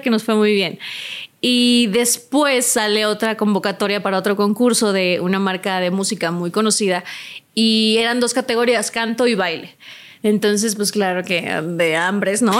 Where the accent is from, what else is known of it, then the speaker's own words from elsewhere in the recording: Poza Rica, Veracruz, Mexico; mi ciudad natal, que es Poza Rica, Veracruz.